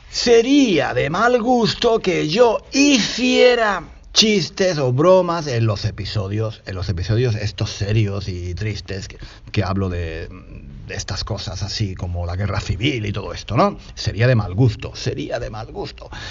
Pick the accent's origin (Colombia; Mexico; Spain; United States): Spain; porque soy un tío de España que estoy hablando aquí como un loco